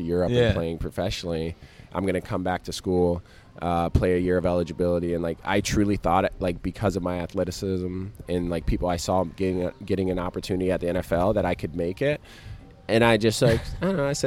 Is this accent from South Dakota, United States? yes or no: yes; South Dakota, United States; now in New York City, United States; I grew up in South Dakota